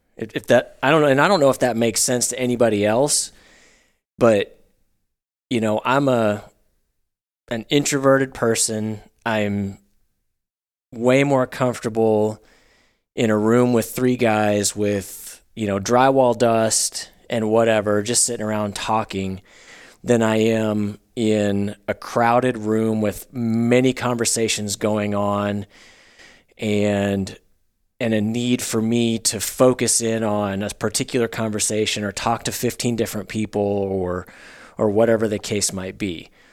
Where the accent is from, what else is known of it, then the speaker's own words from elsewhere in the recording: Northwest Arkansas, United States; I grew up in Northwest Arkansas